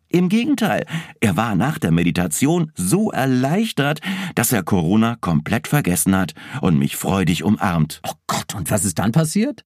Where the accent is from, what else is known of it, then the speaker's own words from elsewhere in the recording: Germany; wir in Deutschland